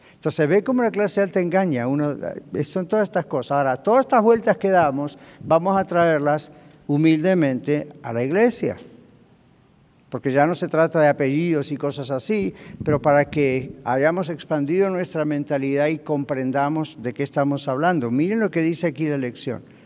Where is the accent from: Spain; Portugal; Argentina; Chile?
Argentina; moved away as an adult; now in United States; Cuando yo estaba en mi país de origen, en Argentina